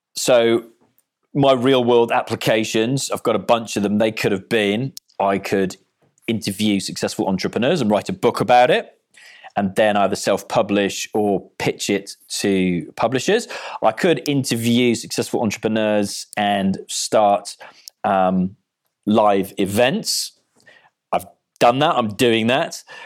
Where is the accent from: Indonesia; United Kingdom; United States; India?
United Kingdom; Cardiff, Wales; I'm from Cardiff